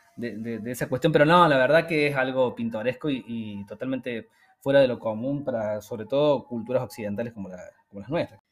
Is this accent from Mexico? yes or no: no; Argentina; moved away; nosotros que venimos de Argentina